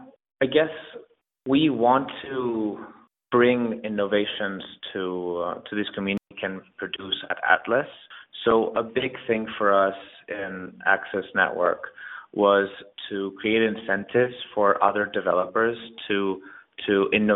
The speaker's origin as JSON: {"language": "English", "country": "Spain", "second_language": "English", "moved": "yes", "lives_now": "New York City, United States", "said": "I moved to New York City from Spain 6 years ago"}